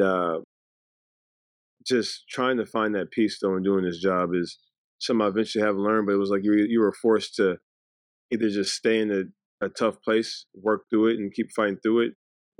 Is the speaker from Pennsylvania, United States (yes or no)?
no; Ruston, Louisiana, United States; also born or lived in Los Angeles, California; I was born in California. I was born in the Valley, LA area. And then we moved to Ruston, Louisiana, which I think was huge for us. It was a very, very small town, and we were kind of raised in a bubble